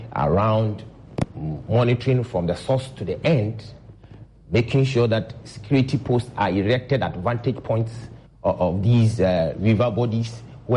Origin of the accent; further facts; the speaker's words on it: Ghana; I'm worried as a Ghanaian.